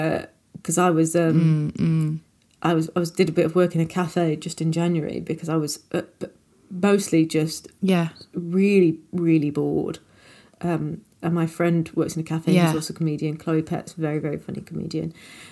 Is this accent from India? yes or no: no; Nottingham, East Midlands, United Kingdom; Yeah. You know, I'm from Nottingham.